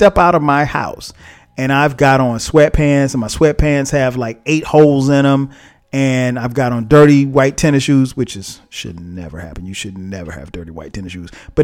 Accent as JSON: {"language": "English", "region": "the South", "country": "United States", "tie": "born or raised there", "said": "I grew up in the South"}